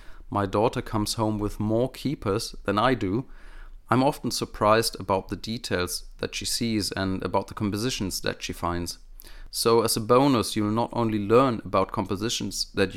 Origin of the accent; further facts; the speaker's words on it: Germany; accent: German; first language German; English is a second language; my native German speaking skills